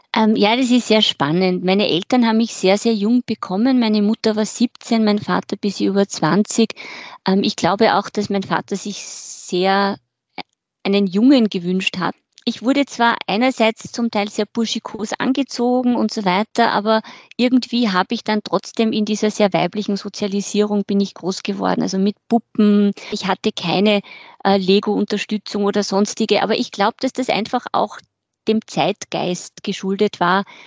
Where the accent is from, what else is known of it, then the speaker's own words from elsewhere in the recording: Carinthia, Austria; moved away; Ich bin in Kärnten groß geworden